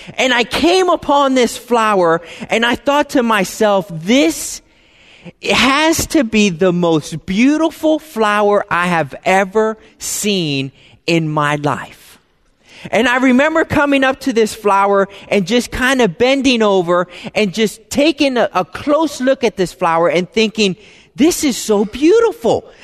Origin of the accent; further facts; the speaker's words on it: East Coast, United States; I'm from the, you know, East Coast. My family lives in Florida.